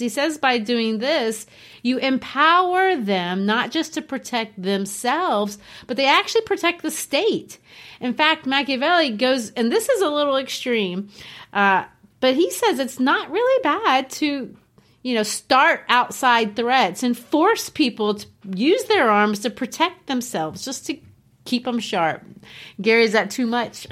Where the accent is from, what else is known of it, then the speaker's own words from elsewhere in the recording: Brazil; moved away as an adult; also born or lived in Arkansas, United States; now in United States; I grew up in Brazil